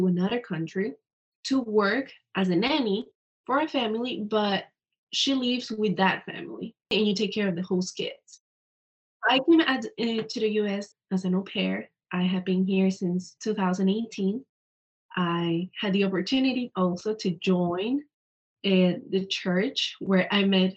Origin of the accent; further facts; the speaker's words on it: Ecuador; moved away; I'm from Ecuador, so I speak Spanish.